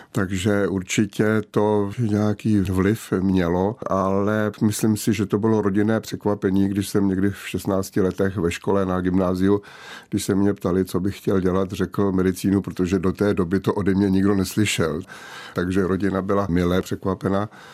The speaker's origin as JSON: {"language": "Czech", "town": "České Budějovice", "region": "South Bohemian Region", "country": "Czechia", "tie": "born or raised there", "said": "Měl jsem docela volný režim jako dítě, vychovávané v Vilové čtvrti v Českých Budějovicích"}